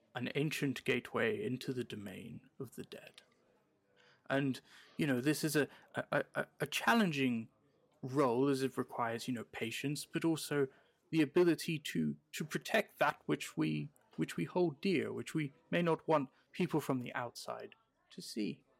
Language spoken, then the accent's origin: English; United Kingdom; now in American Midwest, United States; I'm a British person living in the American